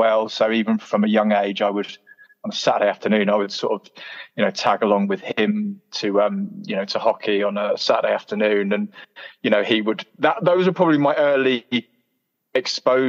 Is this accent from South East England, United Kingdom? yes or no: yes; Canterbury, South East England, United Kingdom; moved away as an adult; now in Leeds, United Kingdom; I'm originally from Canterbury in Kent, so closer to France than it is to London, actually. And it's a lovely place to grow up, Canterbury